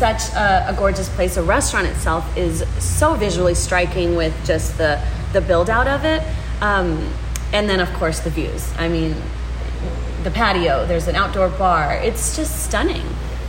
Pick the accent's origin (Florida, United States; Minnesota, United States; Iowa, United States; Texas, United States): Texas, United States; Houston; I've been in Houston my whole life